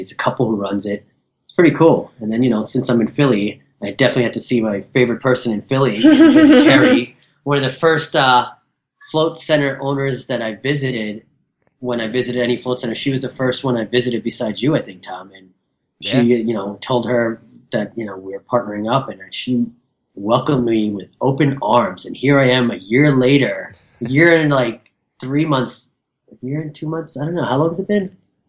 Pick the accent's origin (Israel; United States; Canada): Canada; Yeah, I'm Canadian, so that's why.